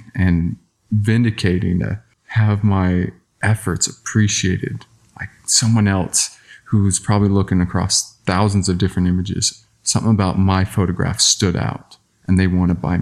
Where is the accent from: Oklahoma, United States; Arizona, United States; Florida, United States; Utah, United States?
Arizona, United States; Southern; I grew up in Southern Arizona